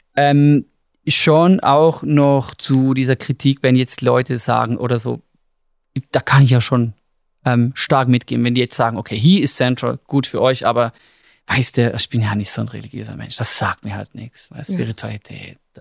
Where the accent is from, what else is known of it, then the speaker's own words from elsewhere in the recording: Switzerland; wir als Schweizer